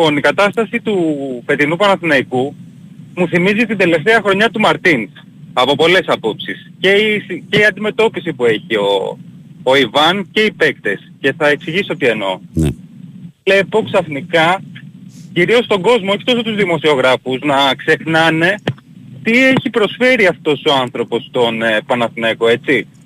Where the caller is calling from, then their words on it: Peristeri, Attica, Greece; ε, είμαι από Περιστέρι, ερωτικός μετανάστης στο Εγάλεο.